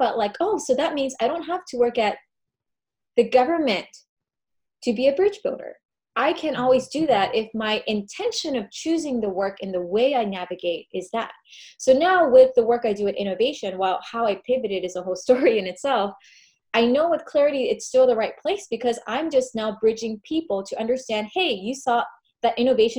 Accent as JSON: {"language": "English", "country": "United States", "accent": "American", "said": "I am American. They recognize my accent."}